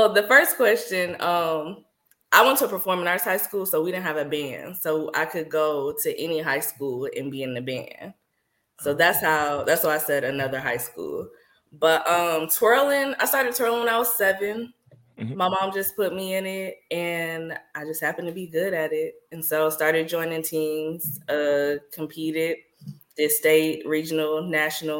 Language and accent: English; Nashville, Tennessee, United States; moved away as an adult; also born or lived in Jackson, Mississippi; I'm from Nashville.